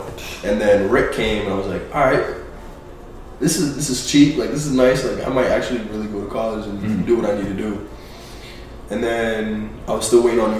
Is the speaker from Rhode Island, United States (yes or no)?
yes; Providence, Rhode Island, United States; also born or lived in Massachusetts / Portugal; Mass, went to Portugal, came back to Mass, and then, like, before, like, I started, like elementary school, I moved out to Rhode Island.